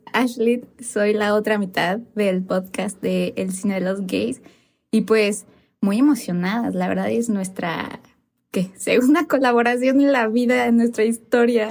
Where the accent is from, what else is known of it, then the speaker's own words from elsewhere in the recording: Cuernavaca, Morelos, Mexico; moved away as an adult; now in Mexico City, Mexico; somos de Cuernavaca, pero yo ahorita estoy, o sea, igual por la uni todo vivo en, ya en Ciudad de México